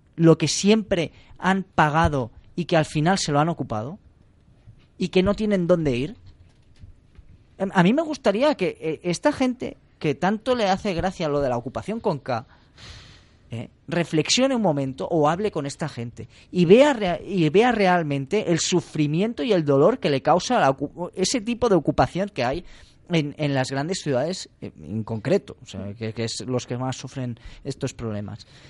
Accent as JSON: {"language": "Spanish", "region": "Catalonia", "country": "Spain", "tie": "born or raised there", "said": "a, pesar de haber nacido en Cataluña"}